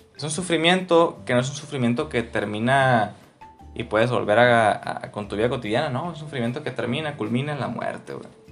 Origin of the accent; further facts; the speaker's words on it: Mexico; nací en México, güey, familia católica y todo este pedo.